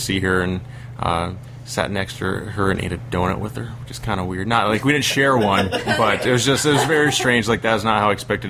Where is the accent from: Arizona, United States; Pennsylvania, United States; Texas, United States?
Arizona, United States; Peoria; I am from Peoria, Arizona. It's right outside of Phoenix. That's about 390 miles from here.